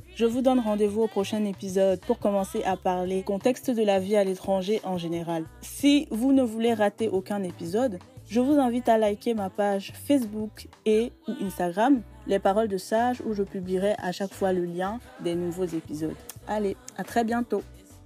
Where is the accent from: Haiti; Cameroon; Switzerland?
Cameroon; moved away as an adult; now in France; je suis une Camerounaise vivant actuellement en France